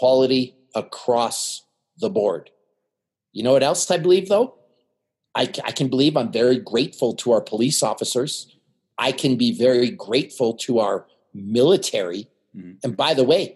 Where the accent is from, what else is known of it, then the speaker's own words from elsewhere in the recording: Canada; now in United States; I'm Canadian.